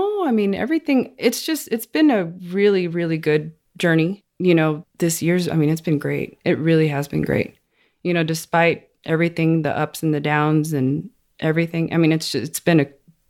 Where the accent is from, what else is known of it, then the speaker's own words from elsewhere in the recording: Odessa, Texas, United States; I'm from Odessa. Okay. Born and raised.